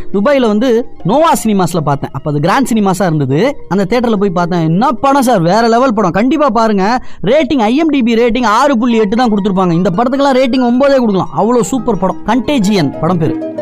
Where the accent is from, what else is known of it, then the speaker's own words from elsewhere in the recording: India; இந்தியாவில பிறந்தேன்